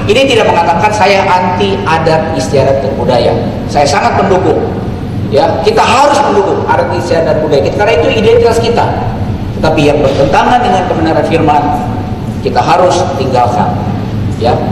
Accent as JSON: {"language": "Indonesian", "region": "South Sulawesi", "country": "Indonesia", "said": "Contoh tadi, saya kasih contoh sebagai orang Toraja."}